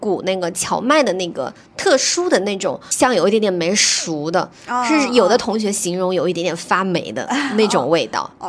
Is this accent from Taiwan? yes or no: no; China; 这样子的话，就其实更适合我们中国人的一个烹煮和口味的习惯嘛。